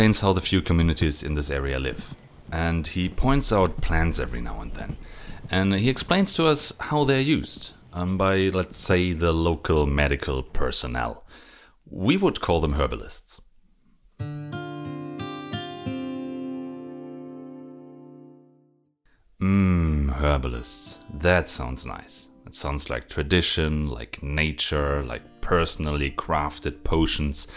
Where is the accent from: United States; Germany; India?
Germany; I'm a pharmacist from Germany